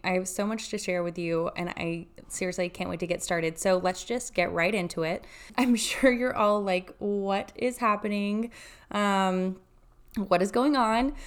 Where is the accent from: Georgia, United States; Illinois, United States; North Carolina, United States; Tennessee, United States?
Tennessee, United States; Chattanooga; also born or lived in Texas; now in Austin, United States; I'm from Chattanooga, Tennessee.